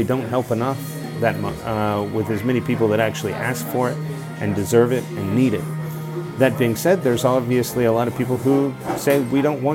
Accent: Texas, United States; moved away as an adult; my home country, in my home state of Texas

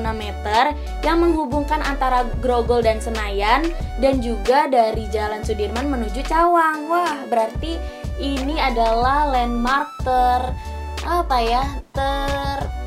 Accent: Jakarta, Indonesia; kita juga warga Jakarta

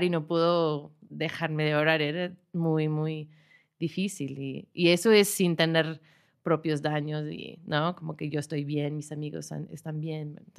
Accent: Chicago, Illinois, United States; Spanish is a second language; moved away as an adult; now in Mexico City, Mexico; Soy de Chicago

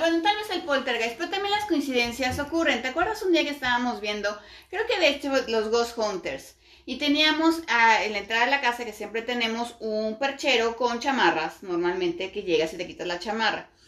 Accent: Mexico; todos los que somos mexicanos latinos en general

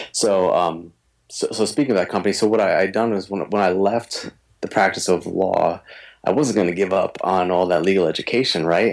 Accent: East Coast, United States; now in Minnesota, United States; can't tell from the way I talk, I'm from the East Coast, but I am living in Minnesota now

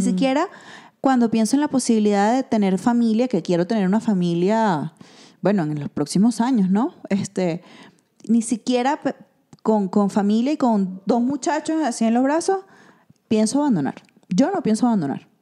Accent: Venezuela; now in Mexico

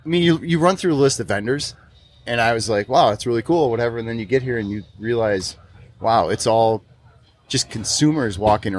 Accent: Wisconsin, United States; now in Hayward, United States; we wanted to get back to Wisconsin. That's where we're from.

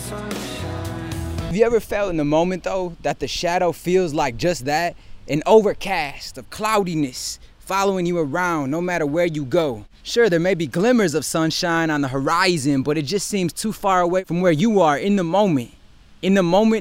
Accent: Detroit, Michigan, United States; my hometown teams

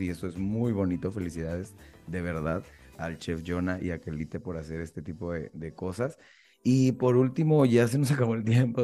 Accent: Mexico; uno como mexicano

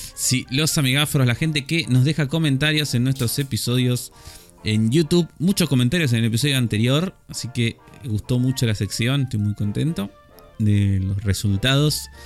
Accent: Argentina; nuestro acento

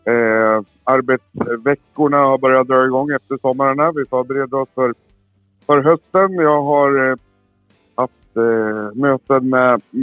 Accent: Västmanland, Sweden; also born or lived in Surahammar; jag är ifrån Västmanland. Jag representerar Västmanland och eh, bor i Surahammar, en liten bruksort utanför Västerås.

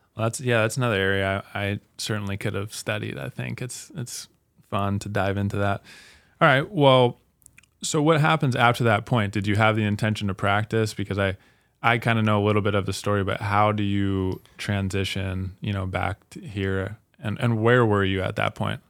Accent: Salt Lake City, Utah, United States; now in Spokane, United States; I'm from Salt Lake City

